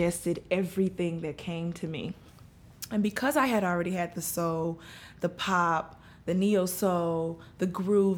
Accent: Dallas, Texas, United States; moved away as an adult; now in New York, United States; I'm from Dallas, Texas.

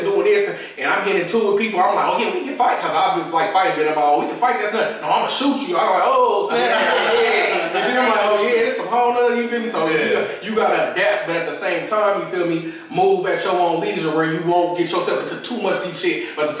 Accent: Inglewood, California, United States; also born or lived in Inland Empire; So I was born in Inglewood. So growing up in Inglewood, I was back and forth from Inland Empire, you feel mm-hmm. me, to the wood.

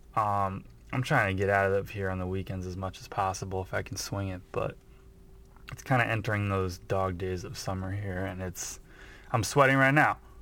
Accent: United States; as American

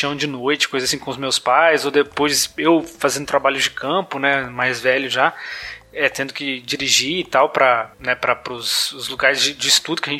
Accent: Goiás, Brazil; Eu sou de Goiás, né?

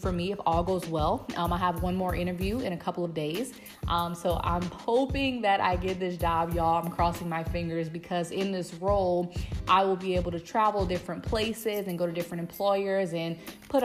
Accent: Louisiana, United States; I am back in my hometown in Louisiana.

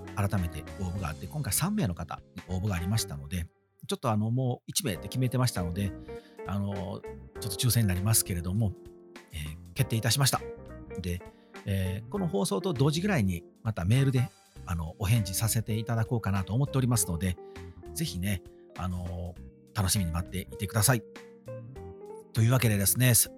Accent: Wakayama, Japan; 地元和歌山愛が旺盛で

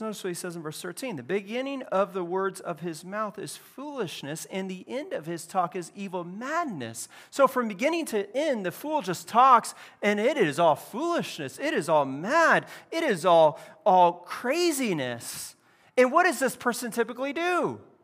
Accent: California, United States; I grew up in California

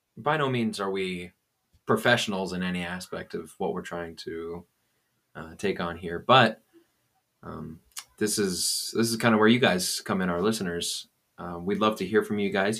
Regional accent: Aurora, Colorado, United States; I've been born and raised uh, here in Aurora.

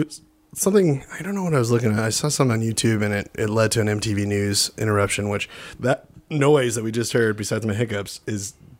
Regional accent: Australia; I'm Australian

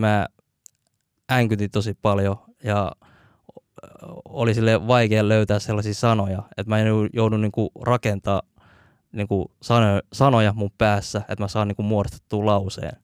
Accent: Helsinki, Uusimaa, Finland; also born or lived in Hakunila, Vantaa / Malmi, Helsinki; mä koen itteni enemmän sille kontulalaiseksi kuin äh, missään muualla, että et, siellä on kasvanut tosi paljon.

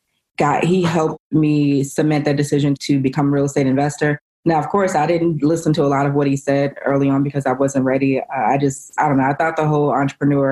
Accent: Chicago, Illinois, United States; I'm from Chicago.

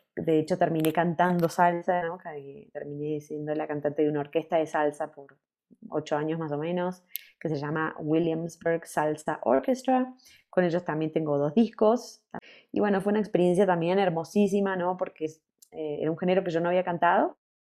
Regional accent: Buenos Aires, Argentina; moved away; also born or lived in New York, United States; estuve hace poco en Buenos Aires como dos meses y medio, también reconectando ahí con mi tierra

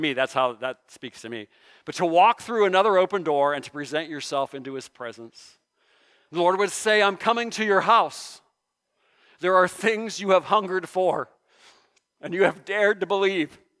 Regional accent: Mahoning Valley, Ohio, United States; I grew up in the Mahoning Valley.

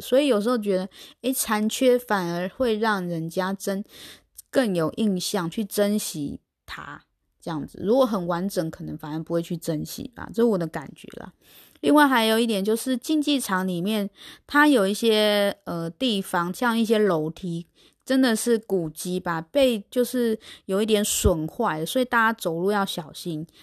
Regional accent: Taiwan; 在台湾的生活经验

